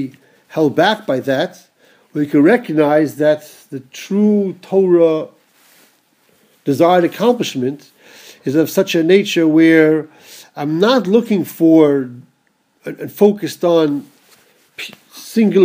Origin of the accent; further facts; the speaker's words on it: United States; growing up in America